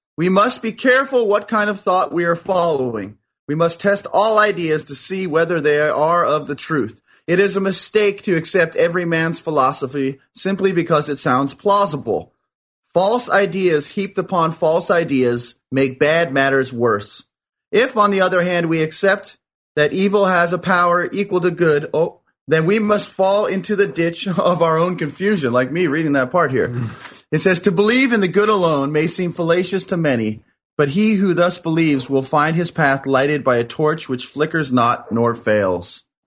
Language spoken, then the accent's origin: English; New York, United States; now in Culver City, United States; I was originally from New York.